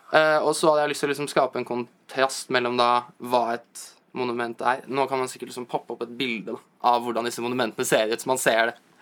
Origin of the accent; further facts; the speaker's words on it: Asker, Akershus, Norway; moved away as an adult; now in New York, United States; Jeg er jo egentlig fra Asker